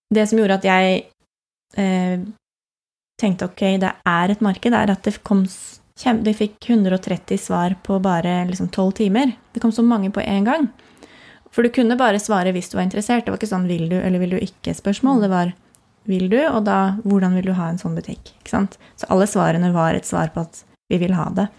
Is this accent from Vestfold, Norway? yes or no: yes; Andebu, Vestfold, Norway; also born or lived in Lillesand / Caribbean island / Nøtterøy; now in Tønsberg, Norway; Jeg kommer fra Andebu, så jeg bor jo nesten hjemme